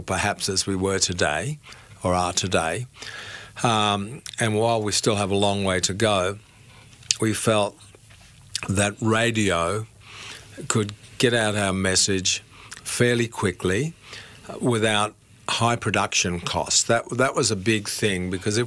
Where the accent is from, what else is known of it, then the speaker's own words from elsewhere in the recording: Brisbane, Queensland, Australia; I can remember my grandma in Brisbane, because I grew up in Brisbane